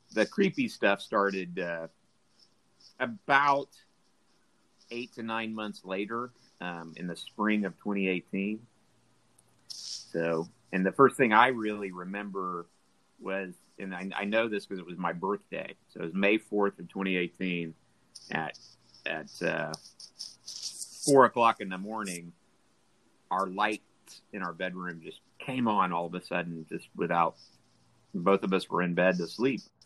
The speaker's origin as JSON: {"language": "English", "town": "Tulsa", "region": "Oklahoma", "country": "United States", "tie": "born or raised there", "said": "I grew up in Midtown Tulsa."}